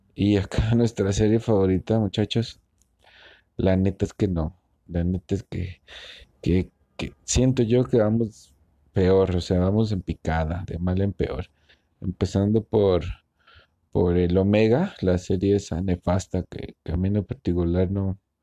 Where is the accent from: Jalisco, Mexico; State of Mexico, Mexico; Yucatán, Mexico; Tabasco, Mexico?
Jalisco, Mexico; Guadalajara; soy de Guadalajara, Jalisco, México